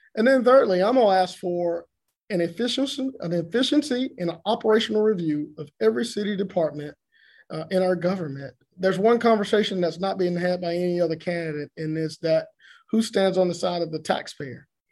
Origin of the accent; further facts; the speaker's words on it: Augusta, Georgia, United States; I'm from Augusta, from East Augusta